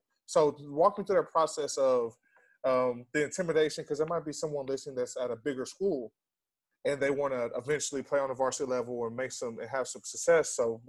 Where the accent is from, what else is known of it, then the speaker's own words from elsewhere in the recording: Red Oak, Texas, United States; I come from Red Oak High School